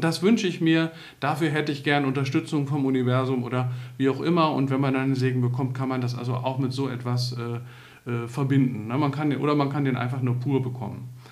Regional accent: Northern Germany, Germany; ich bin ja selber aus Norddeutschland

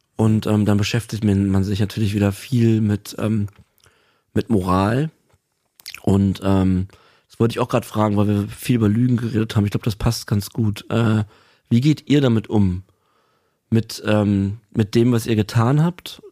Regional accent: Berlin, Germany; also ich bin in Berlin aufgewachsen

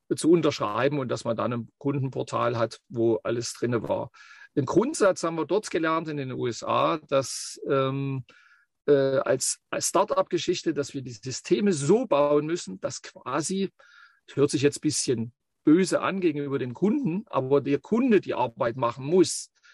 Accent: Leipzig region, Saxony, Germany; moved away as an adult; also born or lived in Bavaria; wo ich herkomme, weil das ist ganz wichtig, ähm, so wie es dann geworden ist. Wie gesagt, du hast es ja schon gesagt, Region Leipzig

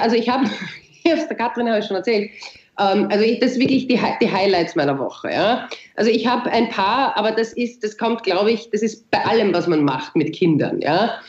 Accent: Austria; also born or lived in Vienna; bei uns in Österreich

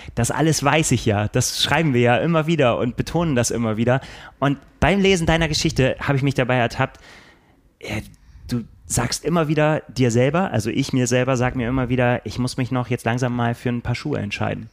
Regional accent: Bremen, Germany; now in Hamburg, Germany; Dabei bin ich ja gar kein Hamburger. Ich bin ja Bremer

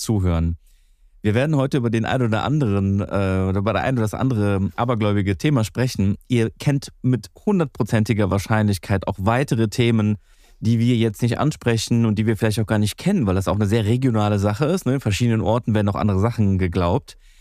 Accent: Greece; bei uns in Griechenland

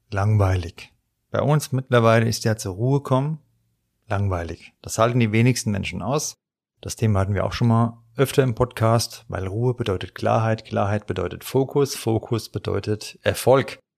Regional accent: Frankfurt, Hesse, Germany; accent: Hessian Frankfurt dialect; weil ich ja auch meinen hessischen Frankfurter Dialekt habe. Auch wenn ich versuche, Hochdeutsch zu reden, der ist nie ganz weg.

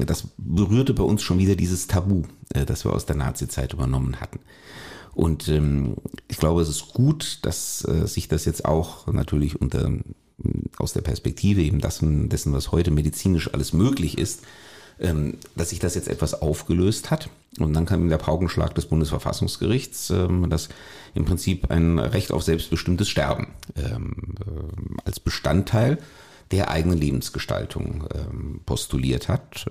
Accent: Germany

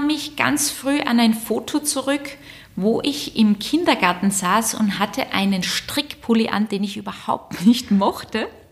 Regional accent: Southern Germany, Germany; moved away; Ich komme aus Süddeutschland

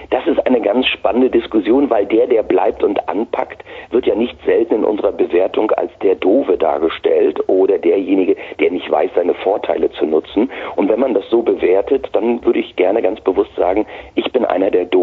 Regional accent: Mecklenburg-Vorpommern, Germany; Und ich bin hier in der Region Mittleres Mecklenburg zur Schule gegangen, habe ganz normal meinen Abschluss gemacht, äh, bin im Osten noch bei der Armee gewesen

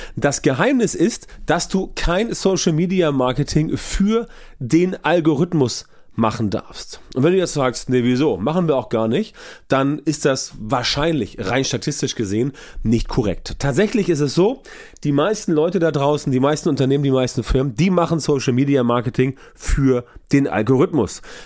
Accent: Hamburg, Germany; ich komme aus Hamburg und für uns im Norden ist alles südlich der Elbe, Süddeutschland.

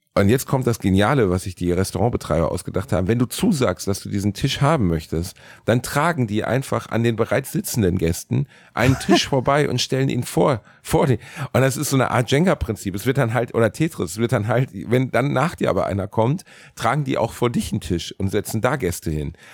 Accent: Germany; Ich komme aus Deutschland

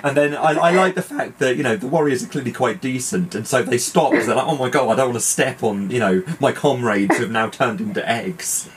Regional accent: United Kingdom; being British

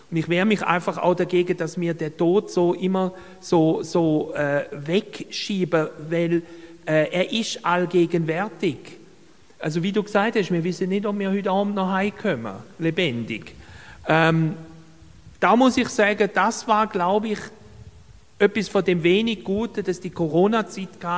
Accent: Baden-Württemberg, Germany; ich möchte dazu ein Beispiel geben aus Deutschland, wo ich herkomme komme aus Baden-Württemberg

